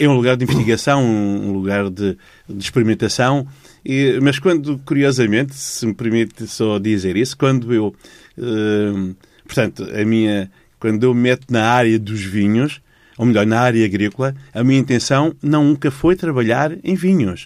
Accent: Dondo, Cuanza Norte, Angola; os alemães instalaram a fábrica da ECA no centro de Angola, hum. de onde eu sou originário

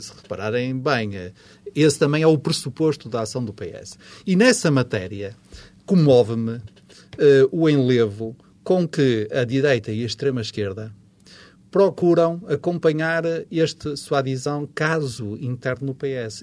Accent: Porto, Norte, Portugal; accent: Porto dialect (portuense); o meu dialeto portuense a trair-me

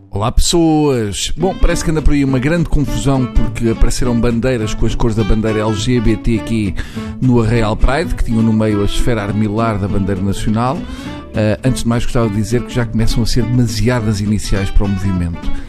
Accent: Portugal; somos portugueses

